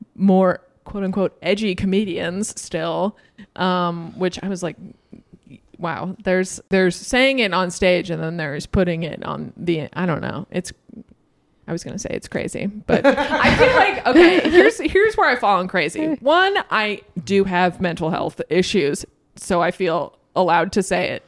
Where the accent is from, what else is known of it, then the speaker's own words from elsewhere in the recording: Boston, Massachusetts, United States; I'm from Boston